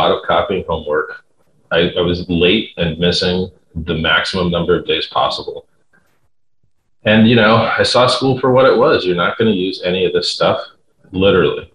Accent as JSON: {"language": "English", "town": "Fort Lauderdale", "region": "Florida", "country": "United States", "tie": "born or raised there", "said": "I grew up in Fort Lauderdale, Florida. That's north of Miami"}